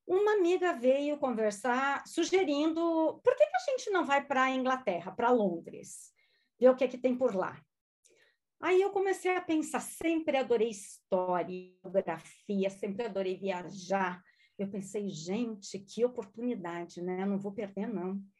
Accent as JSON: {"language": "Portuguese", "town": "Lajeado", "region": "Rio Grande do Sul", "country": "Brazil", "also_born_or_lived": "Porto Alegre, Brazil", "first_language": "German", "second_language": "Portuguese", "moved": "as an adult", "lives_now": "Spain", "said": "eu sou gaúcha, de uma cidadezinha pequena do Brasil chamada Lajeado. Sou descendente de alemães e a minha primeira língua, gente, não foi português. A minha primeira língua foi o alemão."}